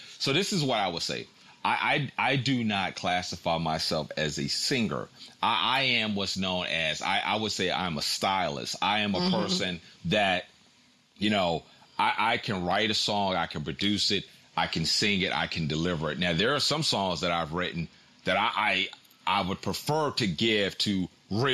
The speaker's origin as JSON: {"language": "English", "area": "Tidewater area", "region": "Virginia", "country": "United States", "said": "I'm from Virginia. I'm from, you know, the Tidewater area"}